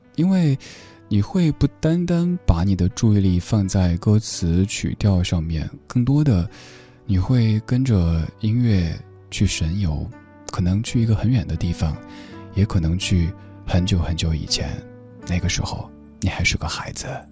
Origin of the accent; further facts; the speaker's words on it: Sichuan, China; accent: Sichuanese; 我们四川话里说清廷是说丁丁妈儿